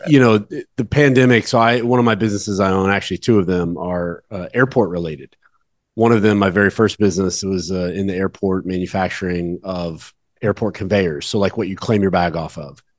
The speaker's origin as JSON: {"language": "English", "area": "Dallas-Fort Worth area", "region": "Texas", "country": "United States", "said": "I'm from the Dallas Fort Worth area"}